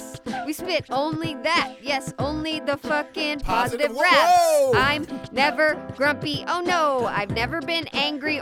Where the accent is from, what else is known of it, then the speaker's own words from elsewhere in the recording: South Florida, United States; My hometown had hella Popeye's, so in South Florida